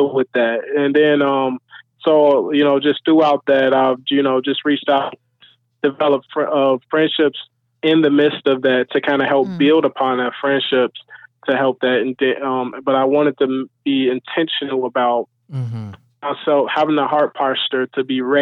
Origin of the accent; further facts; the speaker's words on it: Chicago, Illinois, United States; moved away as an adult; I'm away from my hometown, Chicago